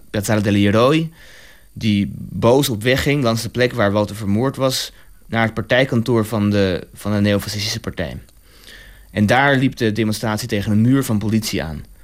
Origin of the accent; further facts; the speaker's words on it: Rome, Lazio, Italy; Rome. Ehm, en vooral eh, voor mijzelf is het een symbool omdat hij, hij, hij, komt hij kwam uit dezelfde buurt waar ik ben opgegroeid.